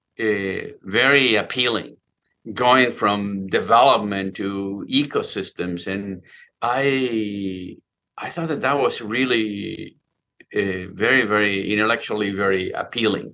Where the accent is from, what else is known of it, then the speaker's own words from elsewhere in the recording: Buenos Aires, Argentina; moved away; I grew up in Buenos Aires